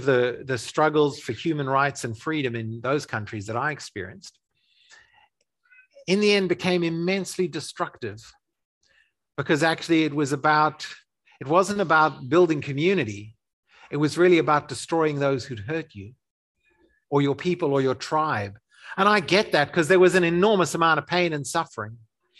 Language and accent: English; Zimbabwe; also born or lived in South Africa; So I grew up in Africa in the during the transition to I can't even describe it. It's too politically fraught. The transition to black majority rule, to independence, to a post-colonial dictatorship in Zimbabwe.